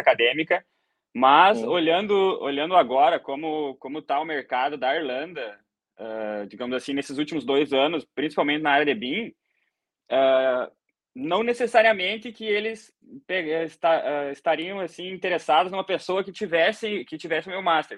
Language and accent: Portuguese; Rio Grande do Sul, Brazil; moved away as an adult; also born or lived in Dublin, Ireland; now in Ireland; eu sou gaúcho, né? Sou do Rio Grande do Sul, lá do Brasa